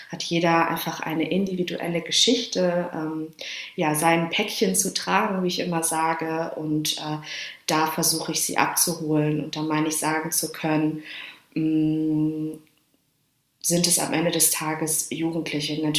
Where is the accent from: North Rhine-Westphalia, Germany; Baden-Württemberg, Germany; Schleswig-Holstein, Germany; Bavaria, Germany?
North Rhine-Westphalia, Germany; Dortmund; now in Hamburg, Germany; Also ich komme aus Dortmund und lebe in Hamburg.